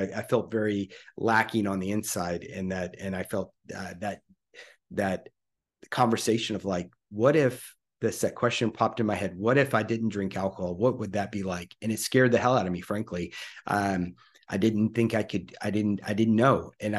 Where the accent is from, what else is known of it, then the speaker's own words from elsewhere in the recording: Louisiana, United States; So basically, I'm 55 today, as of this recording, and I grew up in Louisiana.